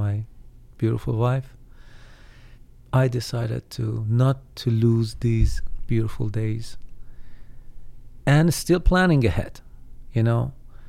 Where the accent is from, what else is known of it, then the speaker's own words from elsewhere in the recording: Iran; moved away; So I hope someday I can visit my home country